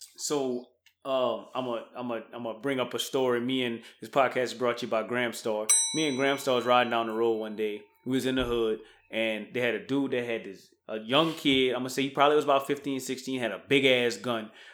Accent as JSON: {"language": "English", "region": "Louisiana", "country": "United States", "moved": "yes", "said": "I'm from Louisiana"}